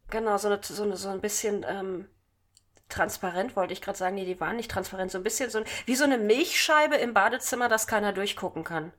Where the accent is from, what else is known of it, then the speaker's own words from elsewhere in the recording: Hanover, Lower Saxony, Germany; Doch, ich komme aus Hannover, aber meine Familie ist von mir weggezogen